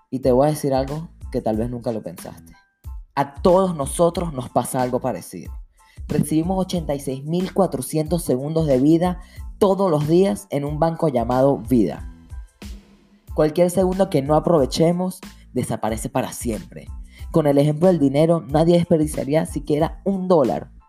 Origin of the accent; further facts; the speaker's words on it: Venezuela; now in New York, United States; Yo soy de Venezuela y estoy en la universidad acá en Nueva York.